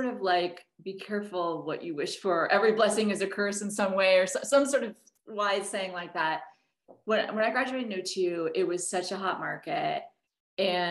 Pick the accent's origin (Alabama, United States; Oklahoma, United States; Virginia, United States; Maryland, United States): Oklahoma, United States; also born or lived in Washington, D.C. / Boston; now in New York, United States; I grew up in mostly in Oklahoma